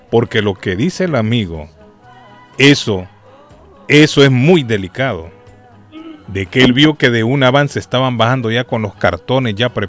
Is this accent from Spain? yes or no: no; Honduras; moved away; Esto me recuerda en mi país a los chivos